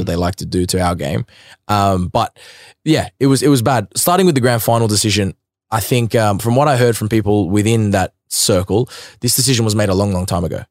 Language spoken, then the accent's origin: English; Sydney, New South Wales, Australia; growing up in Sydney